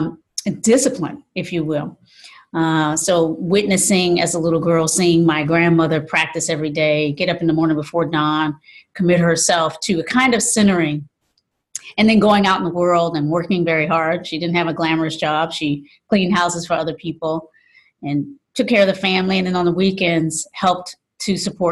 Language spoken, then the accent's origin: English; the South, United States; moved away as an adult; also born or lived in North Carolina / Virginia; now in San Francisco, United States; I grew up in the South